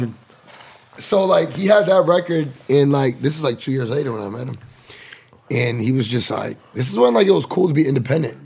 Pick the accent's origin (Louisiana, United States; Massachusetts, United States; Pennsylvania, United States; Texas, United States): Massachusetts, United States; New Bedford; moved away; also born or lived in Florida; I'm from New Bedford, Massachusetts, man. Um, it's like 40 minutes south of Boston